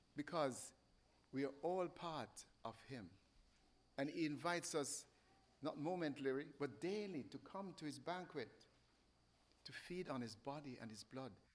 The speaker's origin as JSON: {"language": "English", "country": "Jamaica", "said": "I'm from Jamaica"}